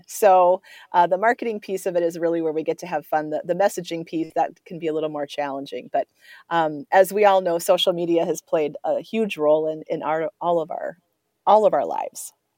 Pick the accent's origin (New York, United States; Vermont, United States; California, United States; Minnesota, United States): Minnesota, United States; Coon Rapids; also born or lived in River Falls, Wisconsin; I grew up in the North Metro. I, I grew up, I went to high school at Coon Rapids, uh, just north of the metro here